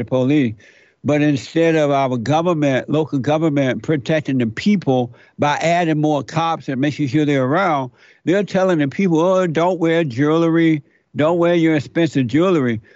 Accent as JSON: {"language": "English", "region": "Alabama", "country": "United States", "tie": "born or raised there", "said": "I grew up in Alabama under the Jim Crow law"}